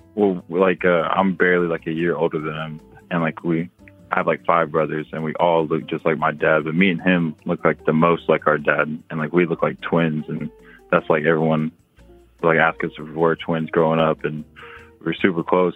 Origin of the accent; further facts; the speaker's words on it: Oklahoma, United States; we're Native American, like in Oklahoma